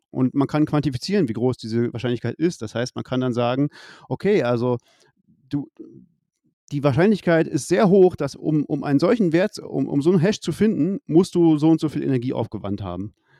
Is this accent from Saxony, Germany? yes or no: yes; Leipzig, Saxony, Germany; ich, ich komme aus Leipzig